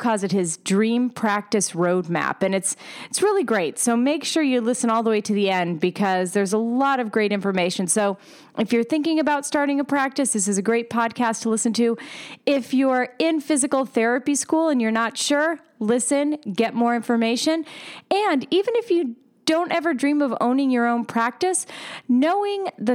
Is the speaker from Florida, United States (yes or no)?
no; Pennsylvania, United States; now in New York City, United States; I am from Pennsylvania, even though I live in New York City right now